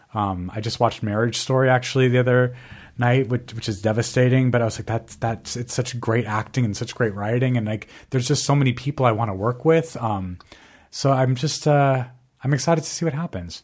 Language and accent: English; Albuquerque, New Mexico, United States; moved away; I'm obviously from Albuquerque, New Mexico